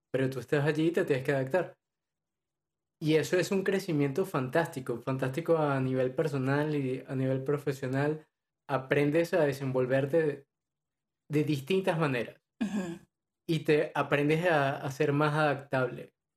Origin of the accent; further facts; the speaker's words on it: Venezuela; now in Madrid, Spain; soy de Venezuela, actualmente vivo en España, específicamente en Madrid